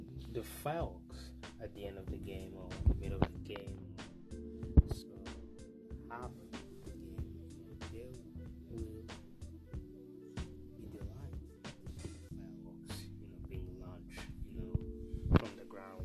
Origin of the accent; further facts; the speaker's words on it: Burundi; moved away as an adult; now in United States; I was born and raised in a small Central East Africa